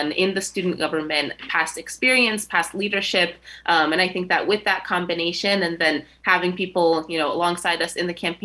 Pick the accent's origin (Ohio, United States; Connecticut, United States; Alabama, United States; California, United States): Connecticut, United States; So I was born and raised in Connecticut, but both of my parents are from Egypt